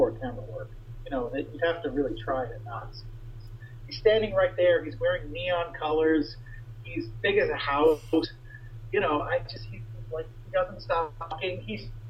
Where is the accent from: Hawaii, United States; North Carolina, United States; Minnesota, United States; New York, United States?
New York, United States; I was born and bred as a New Yorker, lived there my whole life